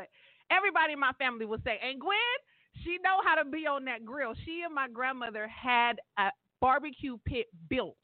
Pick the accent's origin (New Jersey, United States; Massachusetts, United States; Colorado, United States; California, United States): California, United States; Stockton; my hometown in the 209